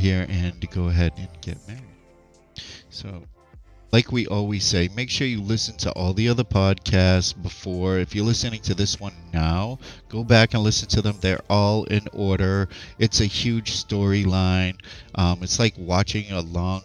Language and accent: English; United States; now in Philippines; I'm American, I speak English